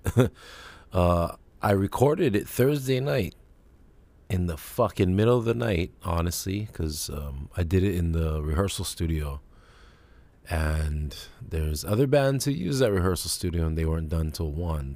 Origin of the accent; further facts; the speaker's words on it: Kailua, Hawaii, United States; growing up in Kailua